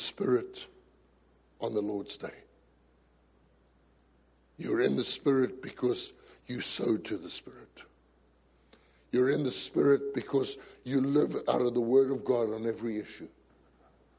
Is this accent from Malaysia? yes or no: no; South Africa; I come from a macho society. I come from South Africa